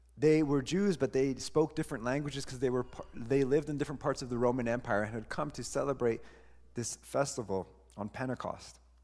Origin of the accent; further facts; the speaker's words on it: Honduras; I am still from Honduras. I still have that. I don't lose